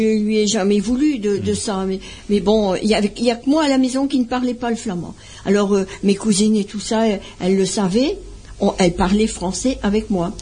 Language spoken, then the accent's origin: French; Bollezeele, French Flanders, Hauts-de-France, France; also born or lived in Ubrook (nearby, French Flanders); je suis née au cœur de la Flandre, à Bolzel